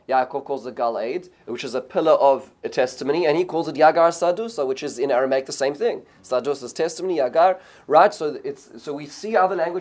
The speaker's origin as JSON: {"language": "English", "country": "South Africa", "tie": "born or raised there", "said": "when I grew up in South Africa"}